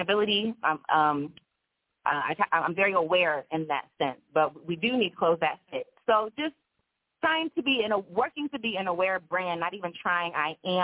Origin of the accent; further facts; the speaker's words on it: Maryland, United States; also born or lived in Baltimore, Maryland; now in Los Angeles, United States; I'm from the East Coast. I'm from Maryland